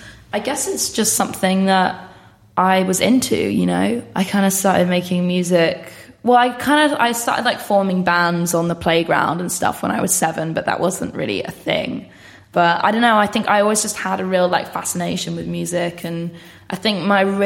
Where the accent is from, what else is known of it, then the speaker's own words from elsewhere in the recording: Bishop's Stortford, East of England, United Kingdom; I'm from a place called Bishop Stortford, which is like 45 minutes away from Stevenage.